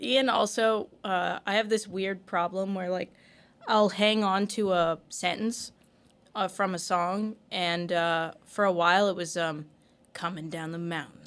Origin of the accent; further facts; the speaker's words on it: Canada; I'm having a Canadian moment